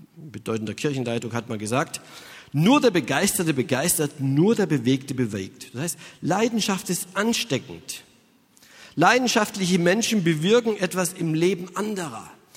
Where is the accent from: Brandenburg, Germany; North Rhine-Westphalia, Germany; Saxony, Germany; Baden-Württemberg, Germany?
Saxony, Germany; Ich stamme aus Sachsen und da, das ist in Ostdeutschland